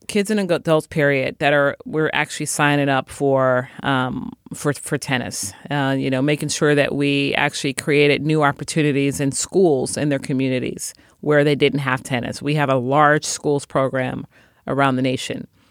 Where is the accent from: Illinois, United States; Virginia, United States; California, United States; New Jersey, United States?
Illinois, United States; Chicago; I was born and raised in Chicago